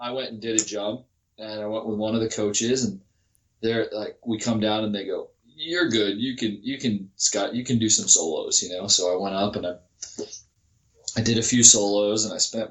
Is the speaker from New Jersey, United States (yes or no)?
yes; Vineland, New Jersey, United States; moved away; also born or lived in Ohio / Delaware; I grew up in Vineland, New Jersey, which is about 30 minutes from Cross Keys